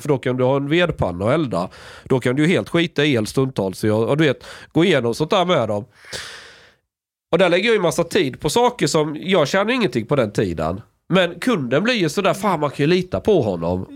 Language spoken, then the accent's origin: Swedish; Sweden; jag är från Sverige